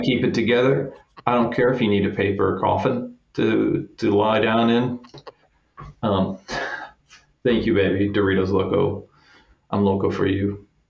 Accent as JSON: {"language": "English", "town": "Kansas City", "country": "United States", "said": "I'm from Kansas City"}